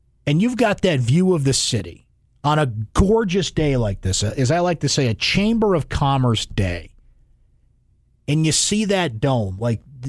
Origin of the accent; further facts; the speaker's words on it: West Genesee School District, New York, United States; growing up in the West Genesee School District